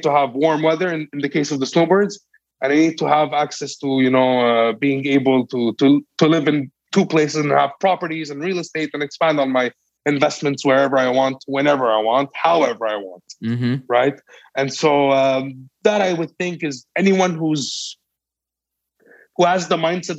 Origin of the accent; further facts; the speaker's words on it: Montreal, Quebec, Canada; I'm from Montreal, Canada